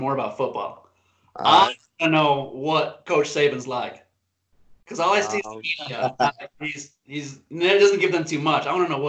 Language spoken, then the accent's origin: English; Mississippi, United States; moved away; I'm from Mississippi originally